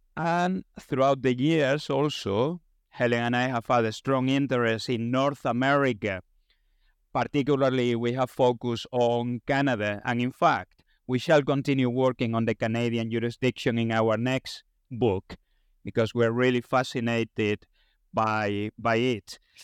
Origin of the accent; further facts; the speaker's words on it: Spain; moved away; I come from Spain